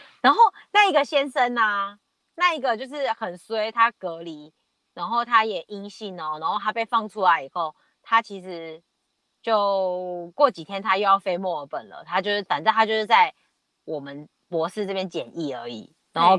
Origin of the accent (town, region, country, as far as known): Taiwan; now in Australia